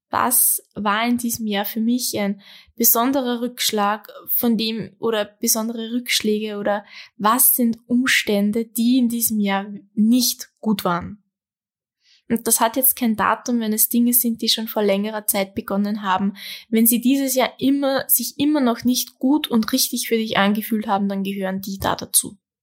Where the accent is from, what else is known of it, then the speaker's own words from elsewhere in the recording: Austria; bei uns in Österreich